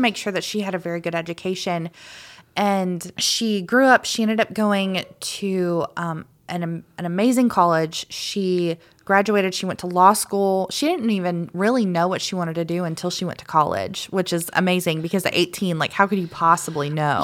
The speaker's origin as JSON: {"language": "English", "town": "Macon", "region": "Georgia", "country": "United States", "tie": "born or raised there", "also_born_or_lived": "Claxton, Georgia", "said": "I lived right out, out, right outside of Macon when I grew up. I was born in Claxton, Georgia"}